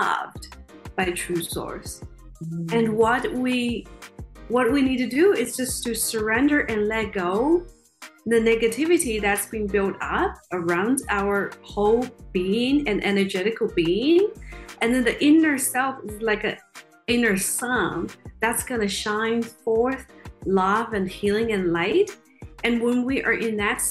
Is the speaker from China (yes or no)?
yes; China; moved away; I grew up in China in a relatively poor family